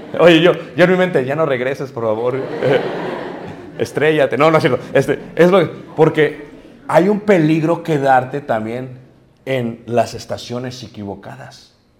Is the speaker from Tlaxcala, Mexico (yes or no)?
no; Mexico City, Mexico; yo crecí en Ciudad de México